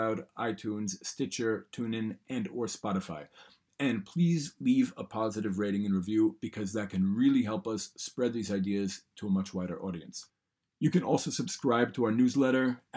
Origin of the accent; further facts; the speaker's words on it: New York City, New York, United States; moved away as an adult; now in Israel; I grew up in a neighborhood called Yorkville, which doesn't exist anymore